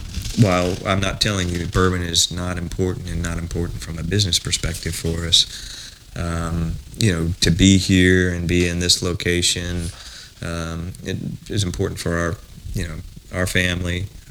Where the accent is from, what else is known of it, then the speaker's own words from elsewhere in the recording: South Bend, Indiana, United States; born there; I was born in South Bend, right?